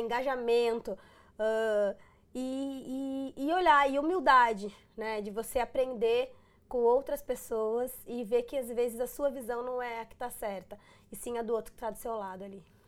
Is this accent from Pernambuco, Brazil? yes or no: no; Rio Grande do Sul, Brazil; moved away; Sou gaúcha, os gaúchos eles são muito bairristas